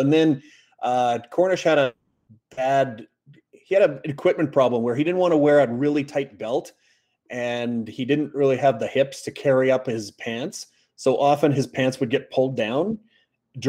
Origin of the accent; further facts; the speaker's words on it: Canada; we're just very happy as Canadians